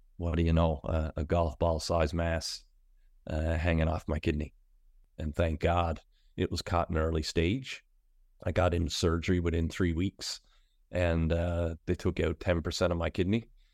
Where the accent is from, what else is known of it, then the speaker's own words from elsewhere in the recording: Pasadena, Newfoundland and Labrador, Canada; now in St. John's, Canada; I'm originally from Pasadena, which is out on the west coast